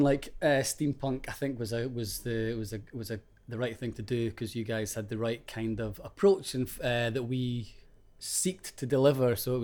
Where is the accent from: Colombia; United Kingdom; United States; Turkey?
United Kingdom; Edinburgh, Scotland; also born or lived in London; now in East Lothian, United Kingdom; We're both from Edinburgh